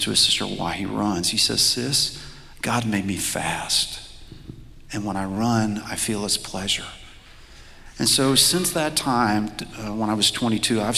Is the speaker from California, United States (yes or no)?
no; Louisville, Kentucky, United States; I grew up in Louisville, Kentucky.